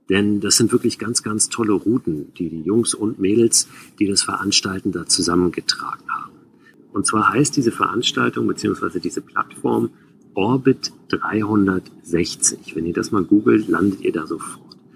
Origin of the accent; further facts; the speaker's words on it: Schleswig-Holstein, Germany; Wir sind in Schleswig-Holstein groß geworden und sind mit den Rädern los, hatten kein Zelt dabei, haben einfach draußen geschlafen.